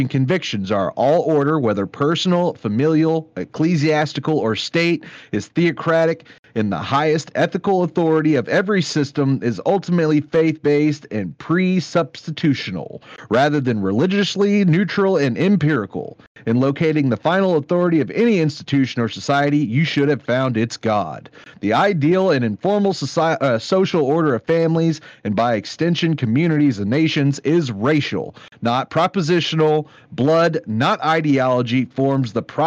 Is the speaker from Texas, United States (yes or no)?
yes; Dallas, Texas, United States; me and you, we grew up in the North Dallas suburbs